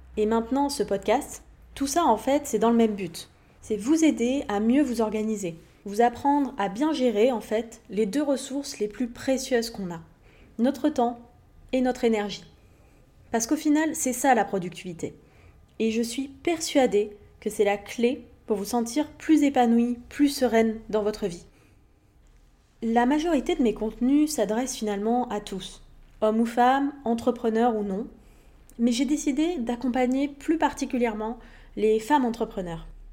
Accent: Montpellier, Occitania, France; moved away as an adult; also born or lived in Levallois-Perret / Paris; j'ai passé toute mon enfance, mon adolescence vers Montpellier, dans le sud de la France

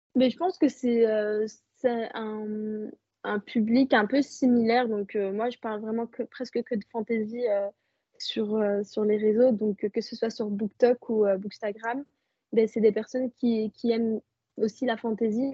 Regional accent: Belgium; Je suis née, je vis en Belgique et euh, je suis marocaine

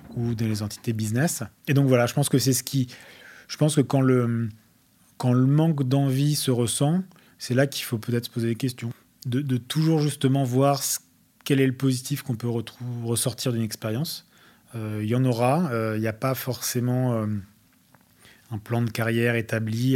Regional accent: France; accent: French; also born or lived in Australia / Wellington, New Zealand; avoir un accent français n'a jamais été, a jamais été une peine ou quoi que ce soit là-bas

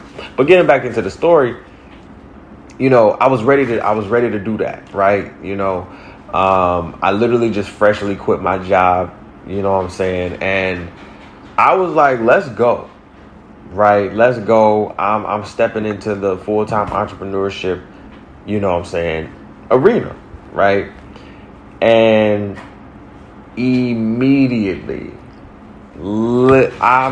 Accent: Detroit, Michigan, United States; also born or lived in Orlando, Florida / Brooklyn, New York / East Harlem, New York; now in New York, United States; Detroit is my hometown

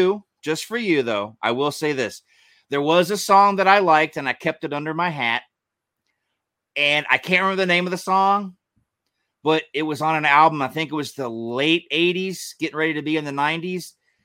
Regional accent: Georgia, United States; I grew up in Georgia.

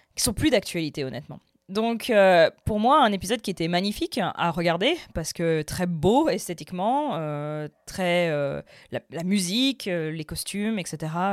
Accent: France; j'ai grandi en France, ma mère est française

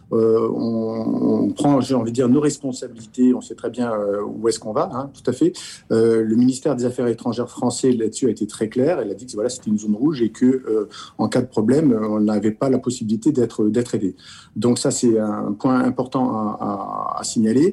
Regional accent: France; en tant que Français, en tant qu'Européen.

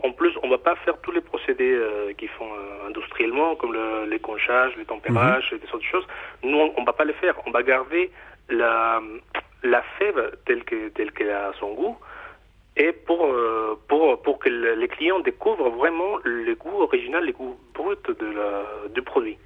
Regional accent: Mexico; accent: Mexican; French is a second language; now in Nantes, France; mon accent, euh, moi je suis mexicain d'origine

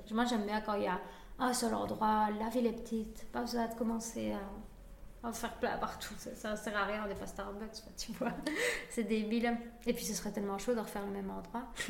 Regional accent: Spain; now in Liège, Belgium; je suis espagnole

